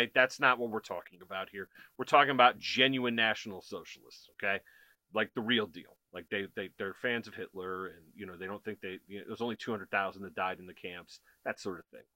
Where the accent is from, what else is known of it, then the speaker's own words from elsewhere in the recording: United States; as an American